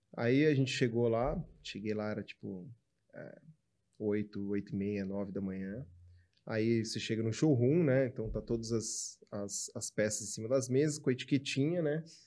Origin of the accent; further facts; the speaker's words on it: São Carlos, São Paulo, Brazil; eu sou do interior de São Paulo. Minha mãe é ainda mais do interior, eu sou de São Carlos